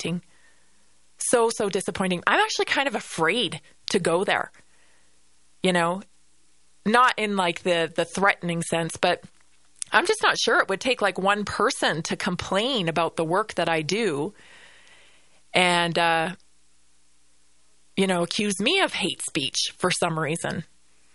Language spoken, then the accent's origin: English; Canada; now in United States; the Canada I grew up